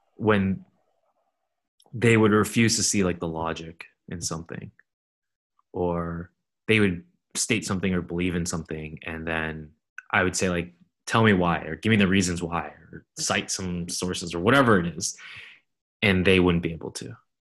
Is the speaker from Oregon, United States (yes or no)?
no; Fremont, California, United States; growing up in Fremont, it's slightly different demographically